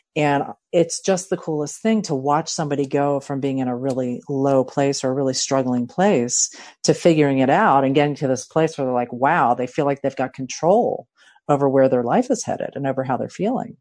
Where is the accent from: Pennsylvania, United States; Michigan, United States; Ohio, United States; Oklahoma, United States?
Pennsylvania, United States; Philadelphia; also born or lived in San Diego County; now in San Diego, United States; I'm originally from Philadelphia